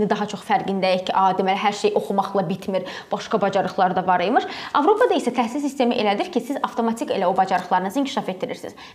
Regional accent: Ganja, Azerbaijan; now in Baku, Azerbaijan; mən Gəncədənəm, gəlib Bakıda hə. yaşayıram, amma mən Gəncəliləri unutmuram

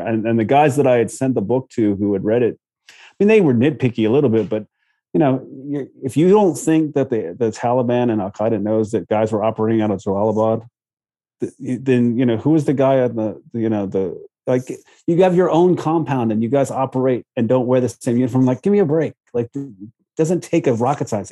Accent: Virginia Beach, Virginia, United States; I knew Virginia Beach. I was from Virginia Beach

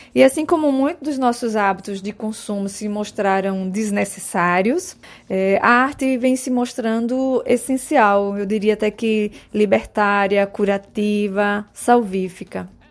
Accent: Sertão of Pernambuco, Brazil; da minha origem do sertão pernambucano

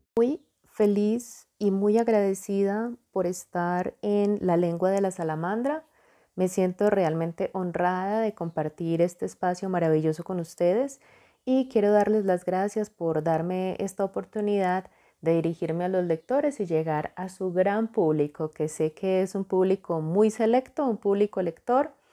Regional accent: Jericó, Antioquia, Colombia; also born or lived in Medellín, Colombia; Yo nací en Medellín, Colombia, pero me trasladé a vivir a los ocho añitos a el municipio de Jericó, Antioquia

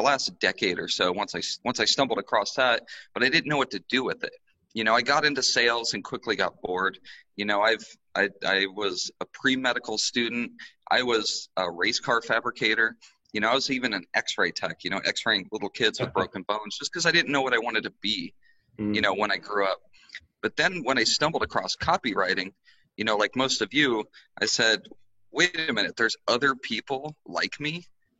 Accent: Arizona, United States; moved away; I come from Arizona.

